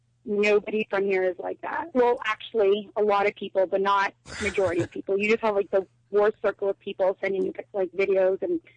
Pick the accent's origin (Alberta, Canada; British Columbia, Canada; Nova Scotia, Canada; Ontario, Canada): Ontario, Canada; Hamilton; And, by the way, I'm from Hamilton.